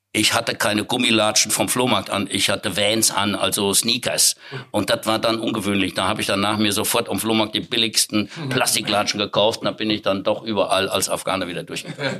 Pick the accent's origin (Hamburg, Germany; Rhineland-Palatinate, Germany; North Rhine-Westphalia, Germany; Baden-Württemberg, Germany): North Rhine-Westphalia, Germany; Siegerland; in meinem Heimatort, äh, da wo ich geboren bin, äh, oder in der Nähe, das ist die Erzquell-Brauerei